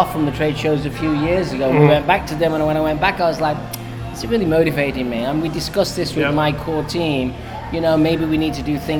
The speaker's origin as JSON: {"language": "English", "town": "Manchester", "region": "North West England", "country": "United Kingdom", "tie": "born or raised there", "also_born_or_lived": "London / New York", "moved": "as an adult", "said": "Growing up in Manchester, it's a music town."}